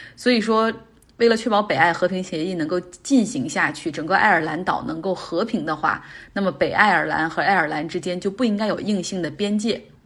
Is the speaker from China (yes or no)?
yes; Northeast China, China; accent: Northeastern dialect; 用我们东北话说